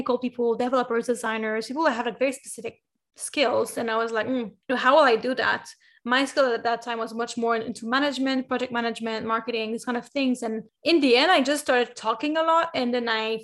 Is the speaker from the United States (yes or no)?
no; Canada; I'm Canadian, and where I'm from in Canada